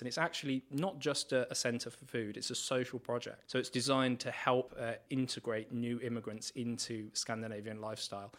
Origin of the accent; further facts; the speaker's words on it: England, United Kingdom; moved away as an adult; also born or lived in Trondheim, Norway; now in Norway; I'm coming from England